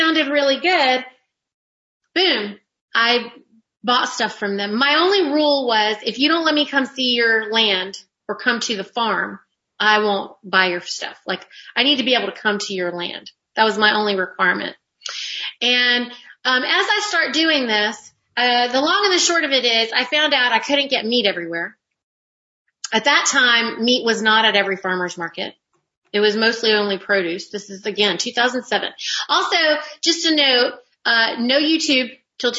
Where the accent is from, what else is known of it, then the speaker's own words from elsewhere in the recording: North Carolina, United States; I'm actually a Carolina girl because I was raised in North Carolina.